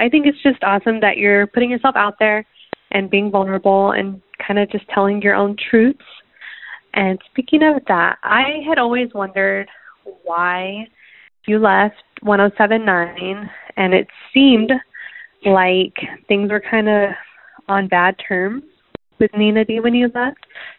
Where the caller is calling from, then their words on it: San Tan Valley, Arizona, United States; I'm calling from Santan Valley.